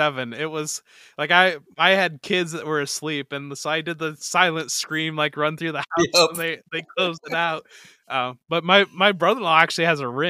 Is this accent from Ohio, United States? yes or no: yes; Toledo, Ohio, United States; So I grew up in Northwest Ohio. So I grew up in Toledo area, and I grew up in the basically the Ohio Michigan strip.